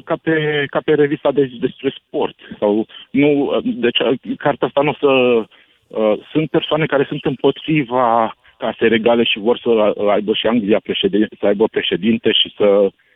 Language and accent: Romanian; Romania; now in London, United Kingdom; Eu când m-am născut în România, am primit automat buletin